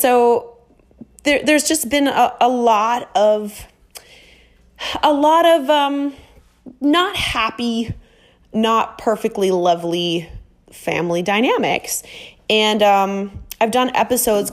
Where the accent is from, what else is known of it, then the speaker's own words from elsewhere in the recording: Minnesota, United States; moved away as an adult; now in Miami, United States; I'm from Minnesota and I moved to Miami